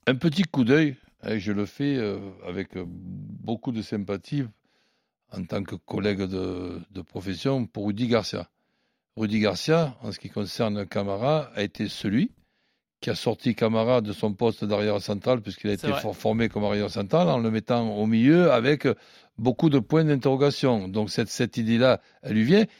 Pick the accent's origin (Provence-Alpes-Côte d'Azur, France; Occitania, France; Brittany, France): Provence-Alpes-Côte d'Azur, France; Marseille; en tant que Marseillais